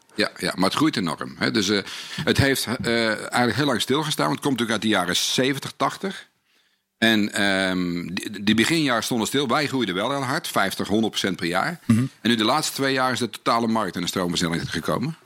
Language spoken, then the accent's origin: Dutch; North Brabant, Netherlands; ik kom uit Brabant